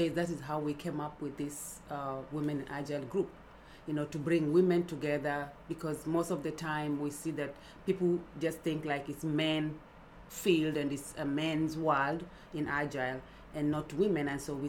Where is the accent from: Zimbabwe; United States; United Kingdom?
United States; Dallas, Texas; now in Buffalo, United States; So for me, when I came to Buffalo, I'm from Dallas.